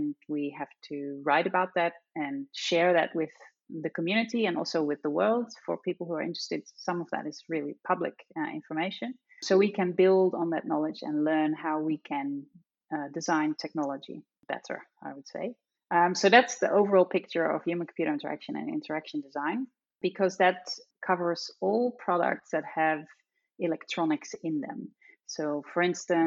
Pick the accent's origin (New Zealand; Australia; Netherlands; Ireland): Netherlands; accent: Dutch; I'm Dutch, as you probably can tell from my accent